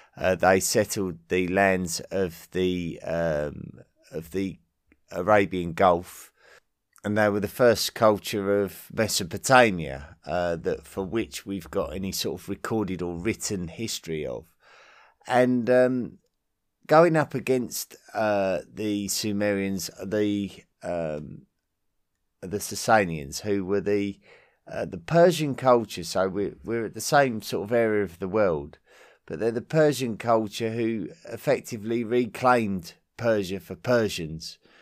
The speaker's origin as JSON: {"language": "English", "region": "England", "country": "United Kingdom", "said": "I'm a resident of the British Isles and a, and an Englishman"}